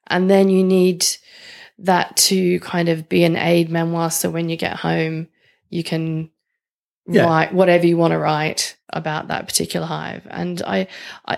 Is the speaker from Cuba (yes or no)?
no; Australia; accent: Australian; my Australian accent